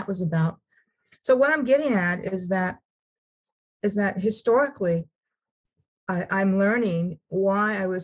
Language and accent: English; Sacramento, California, United States; I was raised in California, in Sacramento